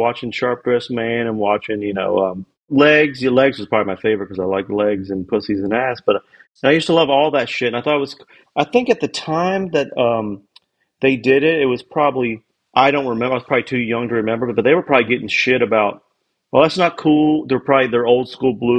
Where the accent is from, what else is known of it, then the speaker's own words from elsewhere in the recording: Kentucky, United States; now in Nashville, United States; I grew up in Kentucky